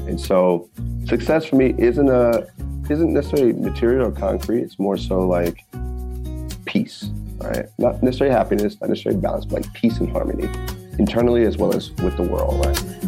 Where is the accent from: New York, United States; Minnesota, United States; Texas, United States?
Texas, United States; Temple; moved away; I'm from Temple, small town